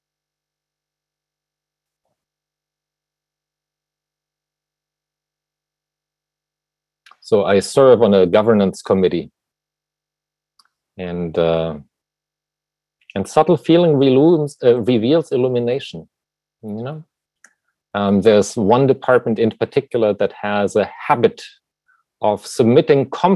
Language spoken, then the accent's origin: English; Germany; moved away; as you can tell probably from my accent, you know, I was born in Germany